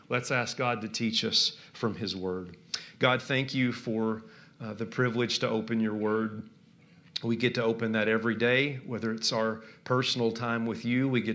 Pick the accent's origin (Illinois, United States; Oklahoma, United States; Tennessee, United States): Tennessee, United States; just outside of Nashville; accent: southern; moved away as an adult; now in Minnesota, United States; I grew up just outside of Nashville